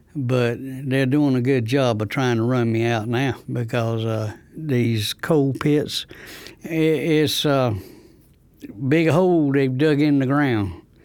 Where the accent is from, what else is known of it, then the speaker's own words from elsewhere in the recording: Rosewood, North Carolina, United States; I'm from Rosewood, next to Goldsboro